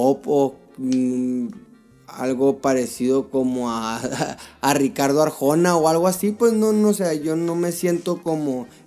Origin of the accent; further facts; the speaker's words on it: Mexico; somos mexicanos, nos traemos raíces raíces mexicanas, o sea que esto pues como ya de niño pues yo escucho corridos de niño